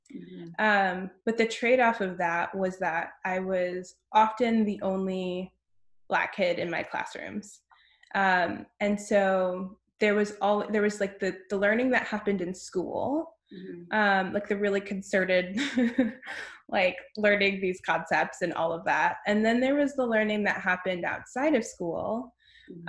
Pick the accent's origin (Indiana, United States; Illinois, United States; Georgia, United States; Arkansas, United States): Illinois, United States; Lisle; I grew up outside Chicago, about 30 minutes outside of the city, in a town called Lisle